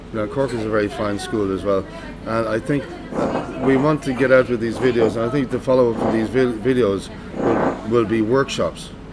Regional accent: Cleveland, Ohio, United States; growing up in Cleveland, uh, with the Cleveland Orchestra

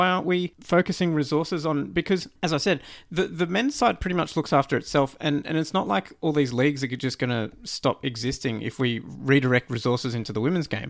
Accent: Canada; obviously I'm Canadian

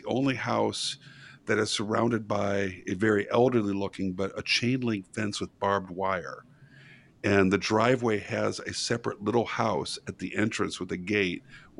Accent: outside of Chicago, Illinois, United States; I grew up outside of Chicago, and then I moved to Chicago

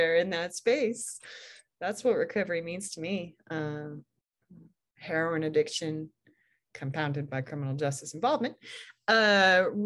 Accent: Portland, Oregon, United States; moved away; I'm born and raised in Portland, Oregon

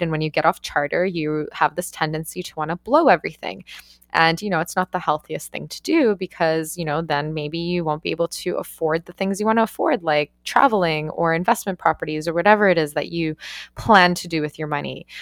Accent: Canada; moved away as an adult; also born or lived in Australia / New Zealand; I'm Canadian

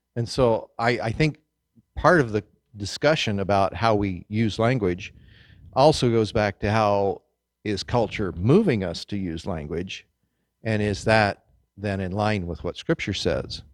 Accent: Kansas, United States; growing up in Kansas in the wheat fields

